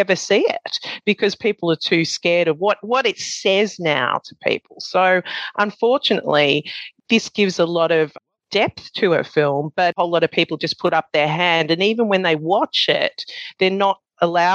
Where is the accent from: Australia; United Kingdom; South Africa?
Australia; being an Australian, being brought up